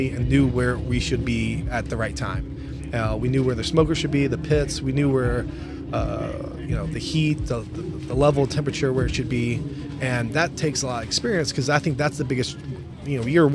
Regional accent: Louisville, Kentucky, United States; moved away as an adult; now in Minnesota, United States; We're originally from Louisville, Kentucky, and you know, both of us born and raised, and you know, we grew up together, high school, long time friends.

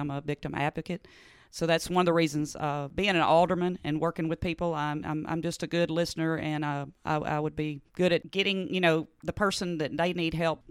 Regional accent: Hernando, Mississippi, United States; We grew up in Bridgetown, so I went to Hernando schools. My mom was a school teacher here

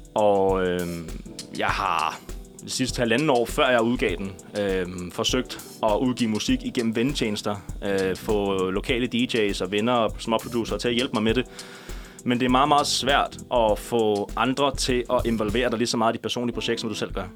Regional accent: Næstved, Zealand, Denmark; also born or lived in Ringsted; Jeg er født og opvokset i Ringsted, en lille, en lille skar

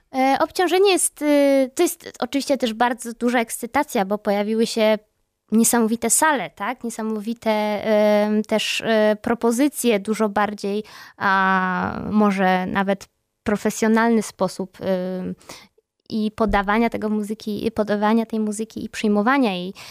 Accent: Gdańsk, Pomeranian Voivodeship, Poland; moved away; ja też jestem z Gdańska

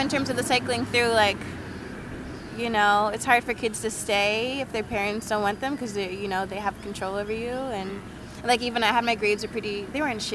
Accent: Columbia, Maryland, United States; moved away as an adult; now in Arizona, United States; I'm from Columbia, Maryland

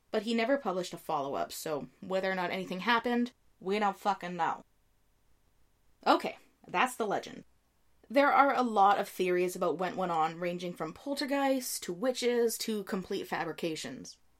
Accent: Canada; I'm Canadian

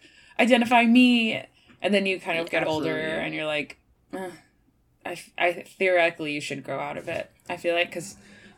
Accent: Chicago, Illinois, United States; now in New York, United States; I'm from Chicago

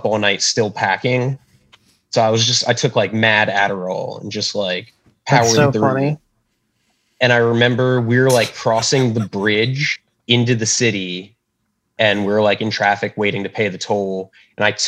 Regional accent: South Florida, United States; moved away as an adult; also born or lived in Orlando / New York; I was from South Florida. Like, my high school was 70% Hispanic

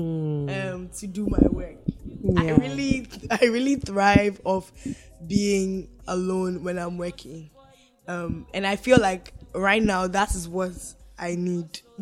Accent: Ghana; moved away; I grew up in Ghana

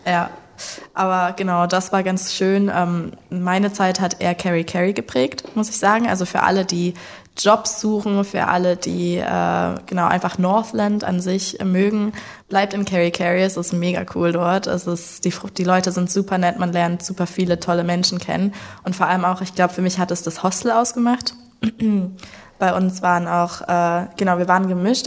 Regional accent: Leipzig, Saxony, Germany; moved away as an adult; also born or lived in New Zealand; geboren und aufgewachsen in Leipzig

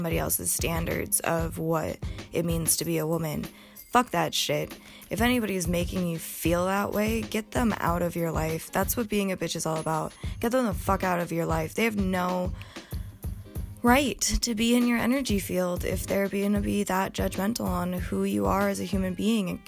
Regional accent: Montana, United States; I grew up in Montana with generations of hardworking people on both sides of my bloodline.

